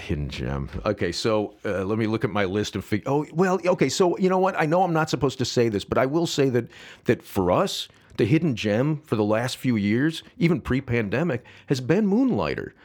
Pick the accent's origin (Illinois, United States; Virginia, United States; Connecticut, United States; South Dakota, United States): Illinois, United States; St. Charles; I grew up, as I said, in Saint Charles